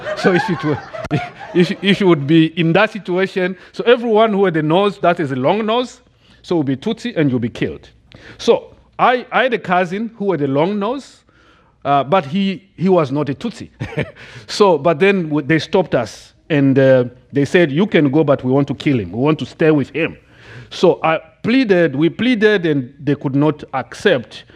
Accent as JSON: {"language": "English", "country": "DR Congo", "tie": "born or raised there", "second_language": "English", "moved": "as an adult", "lives_now": "United States", "said": "I grew up in the Democratic Republic of the Congo"}